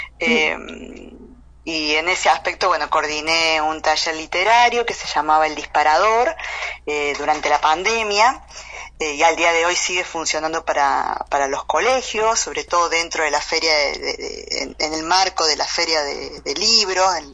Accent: Corral de Bustos, Córdoba, Argentina; yo soy de Argentina, nací eh, en la ciudad de Córdoba, Argentina, pero transité gran parte de eh, mi niñez y mi adolescencia en eh, una ciudad pequeña que se llama Corral de Bustos y Flinger, en la provincia también de acá de Córdoba.

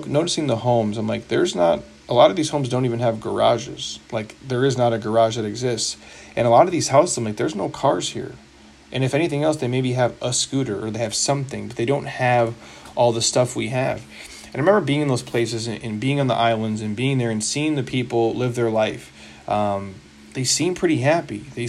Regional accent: United States; I'm from here, so obviously I'm biased, but I'm an American dude, you know, through and through

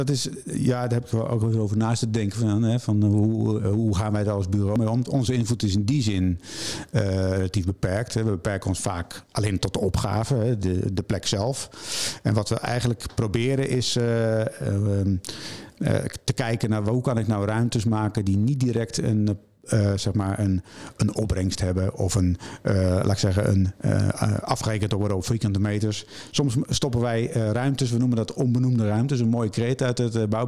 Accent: Arnhem, Gelderland, Netherlands; Ik kom uit Arnhem.

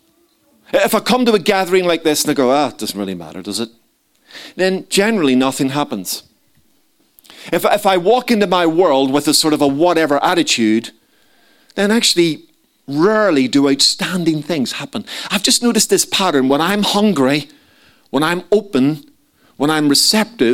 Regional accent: Belfast, Northern Ireland, United Kingdom; moved away; Growing up in Belfast

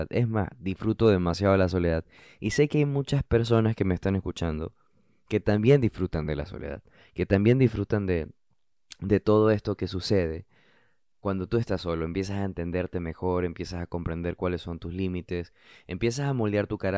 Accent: Brooklyn, New York, United States; also born or lived in New Jersey; Yo crecí eh, estudiando en Brooklyn, estudié en la escuela de high school en Jersey City, estudié em, en New Jersey. Estudié en New Jersey.

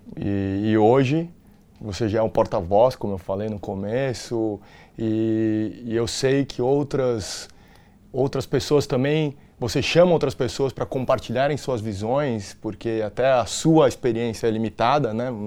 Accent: São Paulo, Brazil; eu nasci, fui criado na Bela Vista, né? Origem italiana

